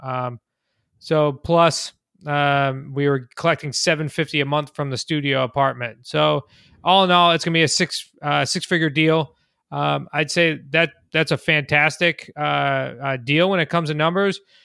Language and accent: English; Central Massachusetts, United States; I'm from Central Mass